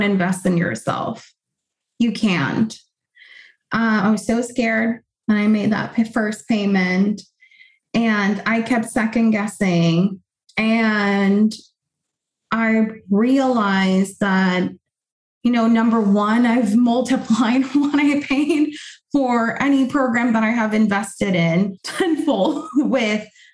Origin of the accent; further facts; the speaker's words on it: Puerto Rico; first language Spanish; English is a second language; moved away as an adult; now in United States; I was born and raised in Puerto Rico, I've been in the US for 9 years.